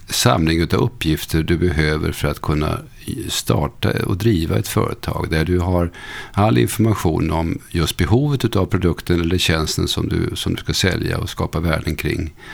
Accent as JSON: {"language": "Swedish", "town": "Motala", "region": "Östergötland", "country": "Sweden"}